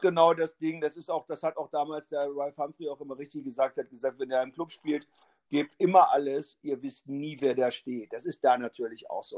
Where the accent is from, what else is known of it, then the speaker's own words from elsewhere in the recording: Braunschweig, Lower Saxony, Germany; also born or lived in Hannover / Berlin; bin ich in Braunschweig auch aufgewachsen